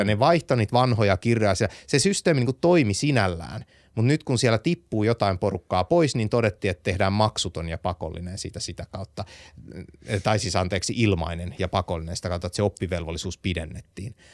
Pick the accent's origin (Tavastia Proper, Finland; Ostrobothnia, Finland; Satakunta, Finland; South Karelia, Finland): Ostrobothnia, Finland; Vaasa; ollaan samasta kaupungista lähtöisin, minä ja Visma, tai siis minä ja Starsoft